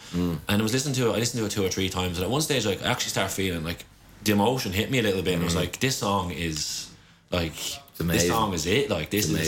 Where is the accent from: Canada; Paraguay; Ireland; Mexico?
Ireland; Donegal, Ulster; I grew up in Donegal, so I grew up listening.